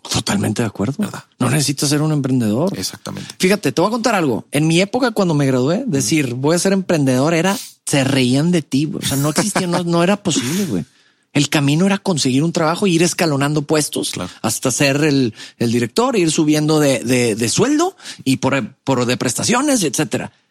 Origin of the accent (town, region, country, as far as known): Monterrey, Nuevo León, Mexico; born or raised there; also born or lived in Mexico City